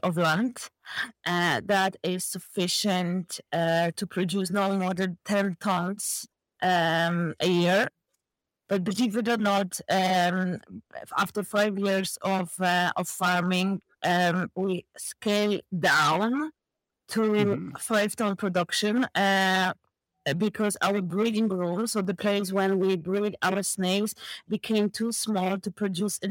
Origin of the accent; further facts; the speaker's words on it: southern Poland, Poland; now in County Carlow, Ireland; I'm purely Polish girl